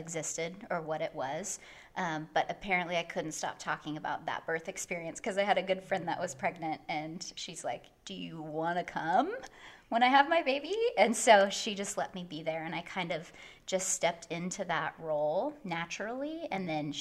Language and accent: English; Bakersfield, California, United States; moved away as an adult; now in Los Angeles, United States; I am originally from Bakersfield, which is not that far from LA, and then I've been in LA for about 11 years